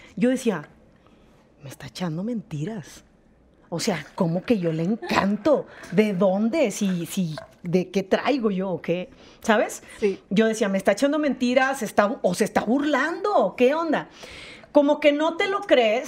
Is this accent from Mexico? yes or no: yes; Monterrey, Nuevo León, Mexico; accent: norteña; moved away as an adult; now in Mexico City, Mexico; yo somos de Monterrey.